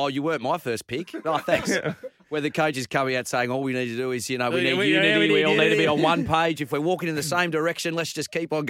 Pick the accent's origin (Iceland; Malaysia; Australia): Malaysia; born there; I was born in Malaysia.